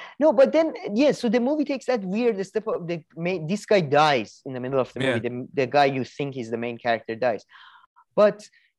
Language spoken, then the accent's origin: English; Scotland, United Kingdom; I'm from Scotland